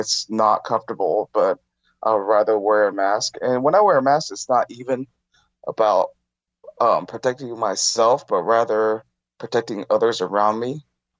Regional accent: Taiwan; English is a second language; Well, to be honest, I'm from Taiwan, Taiwanese Chinese.

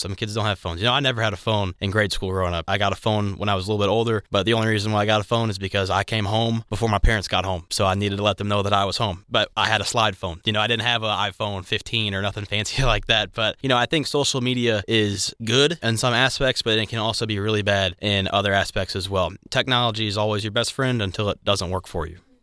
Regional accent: Maryville, Illinois, United States; moved away as an adult; now in Cape Girardeau, United States; I'm from Maryville, Illinois. It's a somewhat small town, depending on where you're from, but I went to Collinsville High School

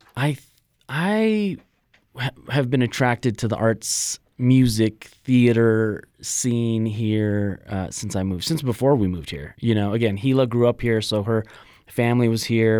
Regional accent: Los Angeles, California, United States; moved away as an adult; now in Las Vegas, United States; I was born in Los Angeles, and, you know, I, I think it was an interesting place to grow up, uh, in elementary school

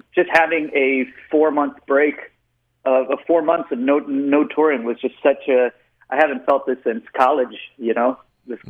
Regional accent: Austin, Texas, United States; I was born and raised in Austin, Texas

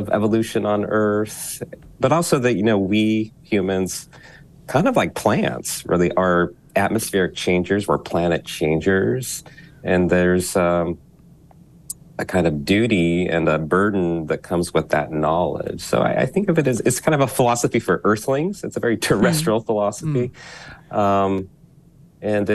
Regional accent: Utah, United States; now in Philadelphia, United States; Utah, my home state

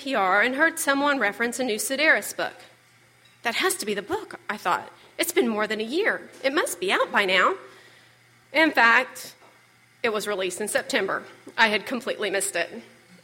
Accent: Fayetteville, Arkansas, United States; now in Little Rock, United States; Fayetteville, my hometown

